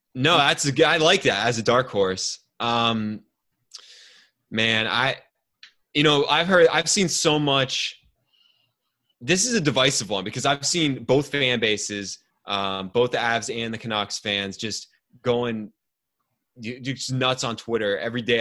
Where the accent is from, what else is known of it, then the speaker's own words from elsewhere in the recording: outside of Cleveland, Ohio, United States; now in Ontario, Canada; I grew up outside of Cleveland